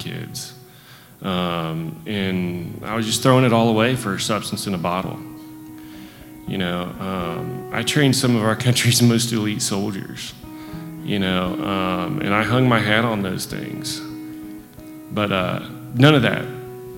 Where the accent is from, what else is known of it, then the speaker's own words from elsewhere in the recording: Northwest Ohio, United States; moved away; also born or lived in Aberdeen, North Carolina; I'm from Aberdeen, North Carolina. My whole life, I've been surrounded by alcoholics. I grew up in Northwest Ohio